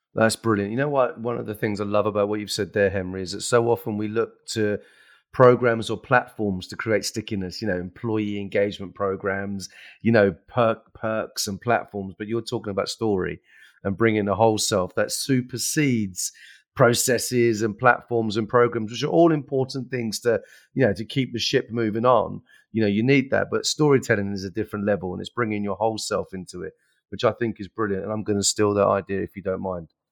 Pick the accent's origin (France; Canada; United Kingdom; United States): United Kingdom; England; we're English and we're British, right?